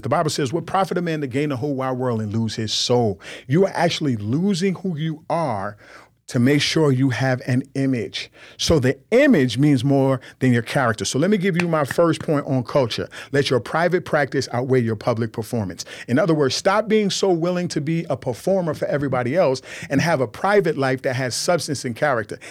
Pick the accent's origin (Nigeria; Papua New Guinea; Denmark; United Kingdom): Nigeria; I'm a, I'm a Nigerian man